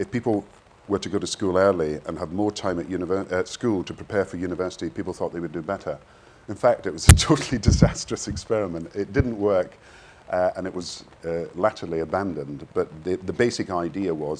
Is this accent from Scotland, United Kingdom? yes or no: yes; Kirkcaldy, Scotland, United Kingdom; also born or lived in Govan / Edinburgh; my father was a minister, so we moved around the country a bit, but I was brought up in Kirkcaldy